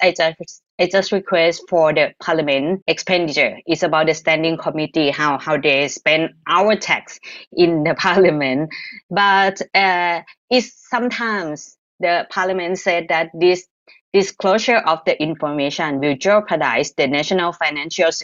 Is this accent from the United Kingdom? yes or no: no; Thailand; I'm from Thailand.